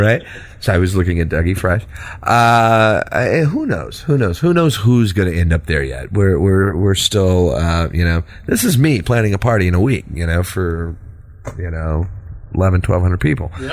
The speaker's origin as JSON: {"language": "English", "region": "Texas", "country": "United States", "accent": "Texas", "said": "my Texas accent"}